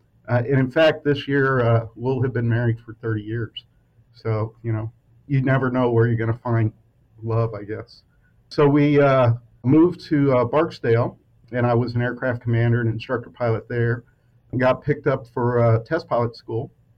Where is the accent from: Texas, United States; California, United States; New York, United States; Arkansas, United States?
Texas, United States; San Antonio; I was growing up in San Antonio near Kelly and Lackland Air Force Base.